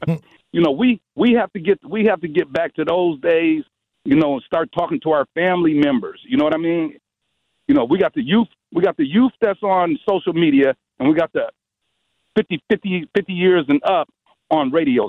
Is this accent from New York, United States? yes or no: no; Milwaukee, Wisconsin, United States; I grew up in St. Charles Boys Home. When I turned 17 and got out of St. Charles Boys Home, I changed my path.